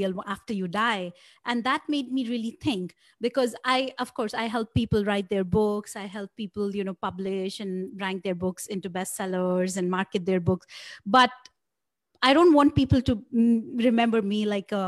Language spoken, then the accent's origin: English; India; I grew up in India